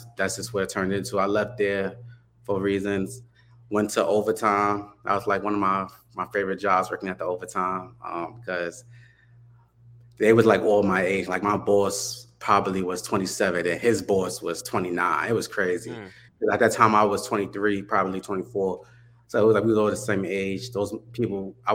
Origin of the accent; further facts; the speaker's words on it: New York City, New York, United States; moved away as an adult; now in Wilmington, United States; born and raised in Harlem, New York